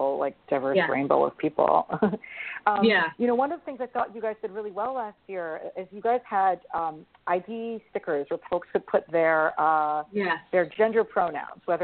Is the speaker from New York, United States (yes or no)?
yes; New York, United States; as a New Yorker